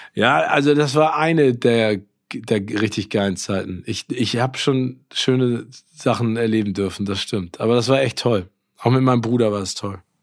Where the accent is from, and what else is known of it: Hamburg, Germany; born or raised there